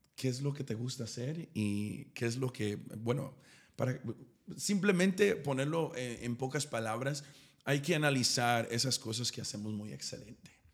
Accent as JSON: {"language": "Spanish", "region": "East Texas", "country": "United States", "said": "yo soy de East Texas, soy de una ciudad demasiado pequeña"}